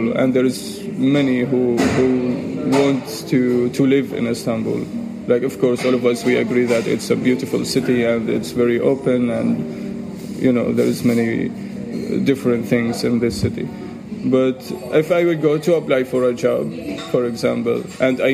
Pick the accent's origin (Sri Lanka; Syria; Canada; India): Syria; now in Turkey; I'm from Syria